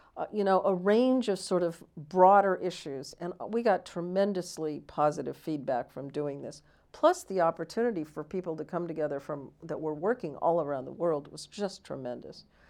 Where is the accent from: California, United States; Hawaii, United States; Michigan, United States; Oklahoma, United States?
California, United States; also born or lived in Washington, D.C.